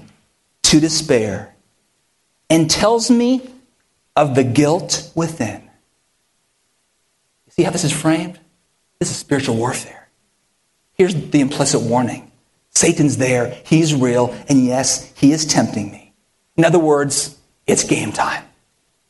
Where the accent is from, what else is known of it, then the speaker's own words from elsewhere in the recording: near Stanford University, California, United States; moved away; I grew up near Stanford University